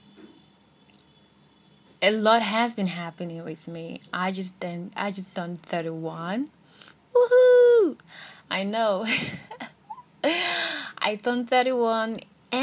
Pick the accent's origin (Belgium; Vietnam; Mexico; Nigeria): Nigeria; being in Nigeria, being a Nigerian, being an African, and being a lesbian is never pretty.